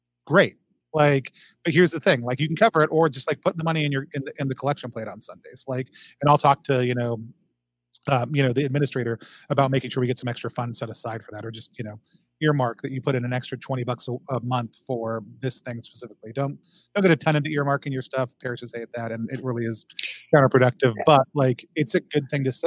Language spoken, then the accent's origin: English; Allen, Texas, United States; also born or lived in Seattle; now in Philadelphia, United States; I grew up in Texas, just north of the city, in a place called Allen